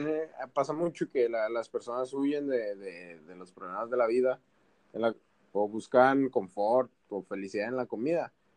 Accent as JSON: {"language": "Spanish", "country": "Mexico", "said": "Como mexicano"}